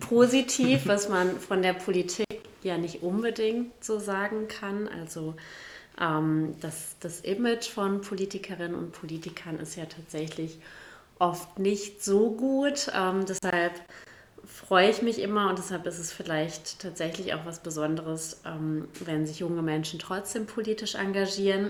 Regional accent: Bielefeld, North Rhine-Westphalia, Germany; also born or lived in Gütersloh / Ummeln; Ich bin trotzdem in Gütersloh zur Schule gegangen, aber mein, Her mein Herz, um die Frage, die ja jetzt nicht mehr kommt, kurz zu beantworten, gehört natürlich Bielefeld

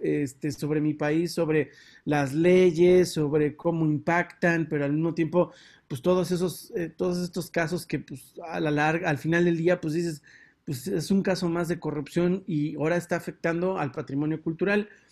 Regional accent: Mexico; moved away; en el país donde yo nací y donde viví muchísimos años

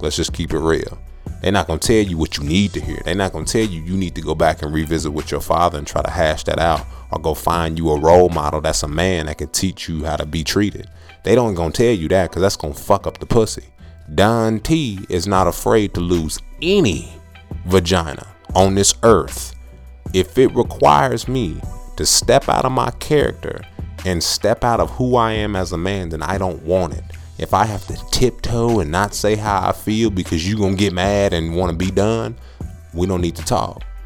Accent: Texas, United States; I'm from Texas

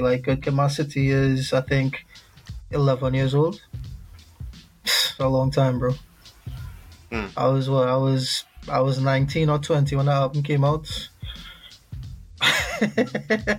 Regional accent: Trinidad & Tobago; also born or lived in Queens, New York; now in New York, United States; I am a Trinidadian born, New York living, rap, hip hop, soul, R&B artist.

